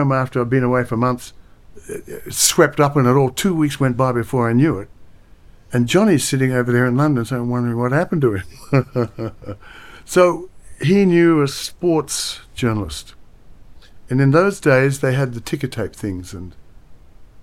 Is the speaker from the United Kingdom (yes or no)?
no; Australia; I'm an Australian.